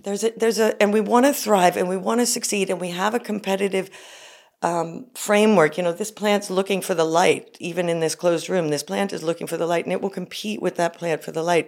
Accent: United States; I'm an American woman

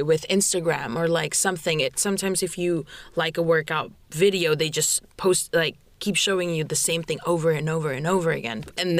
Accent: Indonesia; moved away; I'm from Indonesia.

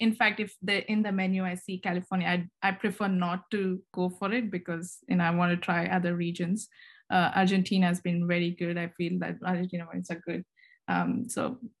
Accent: Karnataka, India; moved away as an adult; now in United States; I'm an Indian, and I was born and brought up there

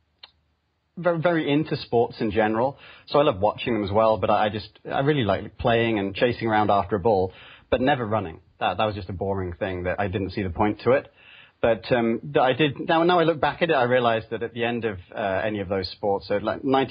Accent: United Kingdom; moved away as an adult; also born or lived in London; now in California, United States; I come from the UK, you can probably tell that from my accent, but I live over in California now on the east edge of the Bay Area

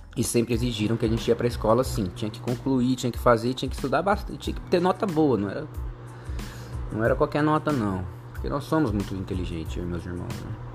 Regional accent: Jacareí, São Paulo, Brazil; Nasci em Jacareí, no estado de São Paulo

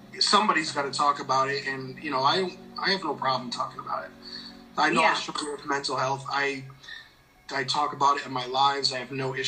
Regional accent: East Coast, United States; now in Midwest, United States; I grew up on the East Coast. I live in the Midwest now, but I grew up on the East Coast

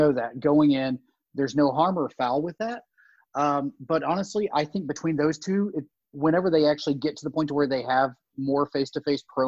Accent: Tennessee, United States; I grew up in Tennessee, late 80s, early 90s

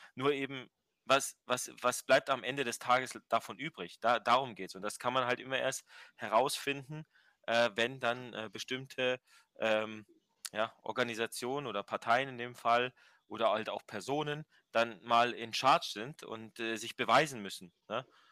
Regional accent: Germany; wir als, als Deutsche

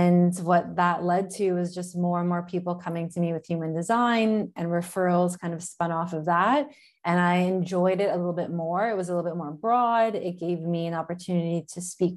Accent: near Toronto, Ontario, Canada; moved away as an adult; now in Florence, Italy; I am Canadian from near Toronto

